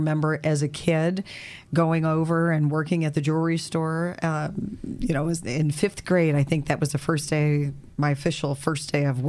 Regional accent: Erie, Pennsylvania, United States; I grew up in Erie and born and raised here.

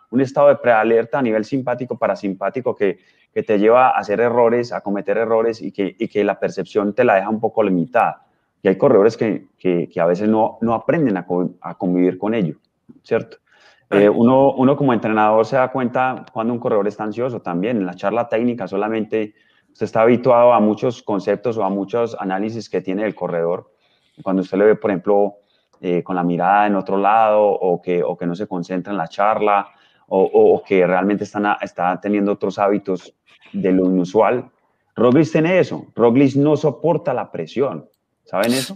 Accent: Colombia; yo soy colombiano

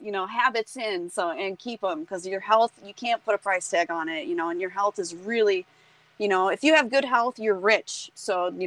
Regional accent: North Carolina, United States; I was born in North Carolina

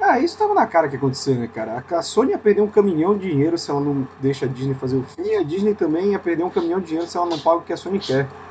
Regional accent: Brazil; a gente cresceu no Brasil

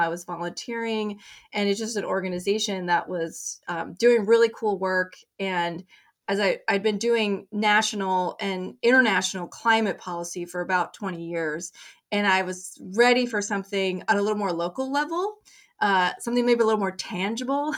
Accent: Colorado, United States; moved away as an adult; now in Maine, United States; I grew up in Colorado

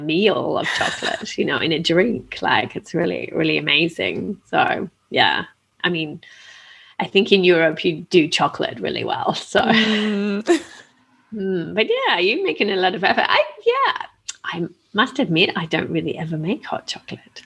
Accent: Australia; now in Italy; I grew up in Australia

